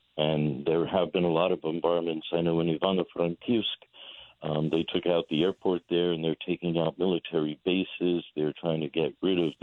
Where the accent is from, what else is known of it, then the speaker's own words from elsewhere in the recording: Centralia, Pennsylvania, United States; now in Delaware, United States; I was born and raised in America here, a small coal mine region town up in called Centralia, Pennsylvania